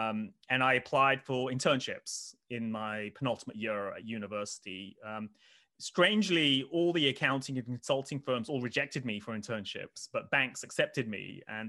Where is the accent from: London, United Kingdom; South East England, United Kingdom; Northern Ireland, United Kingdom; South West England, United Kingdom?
South East England, United Kingdom; Oxford; I mean, I grew up in Oxford, but not in the nice part of Oxford, kind of the other side of Oxford, if people know Oxford.